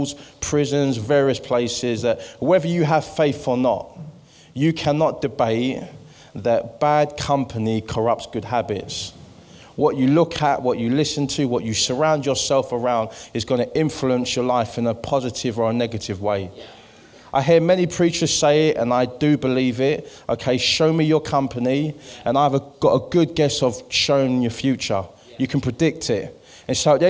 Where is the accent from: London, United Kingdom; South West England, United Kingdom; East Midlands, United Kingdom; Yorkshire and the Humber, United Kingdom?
London, United Kingdom; I'm from East London, as you can hear from this accent. I grew up in the East End of London